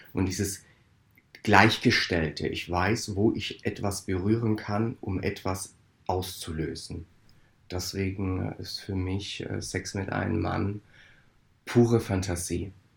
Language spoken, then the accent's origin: German; Italy; Ich als Italiener